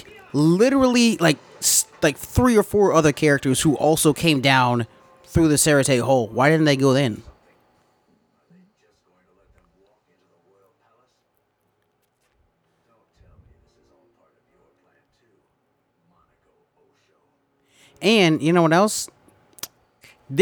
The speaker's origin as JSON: {"language": "English", "region": "the South", "country": "United States", "moved": "yes", "lives_now": "Los Angeles, United States", "said": "we're still based out of Los Angeles. And we're still from the South"}